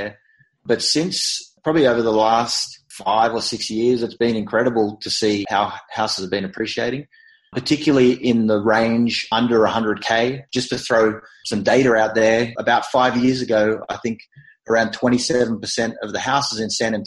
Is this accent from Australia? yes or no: yes; Australia; accent: Australian; moved away